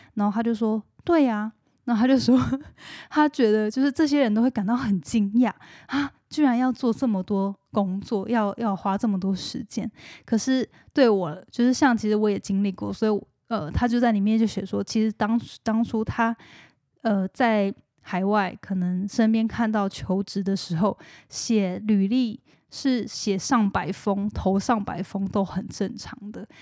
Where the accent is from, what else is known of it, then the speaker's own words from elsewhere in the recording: Hualien, Hualien County, Taiwan; moved away; 我是花莲人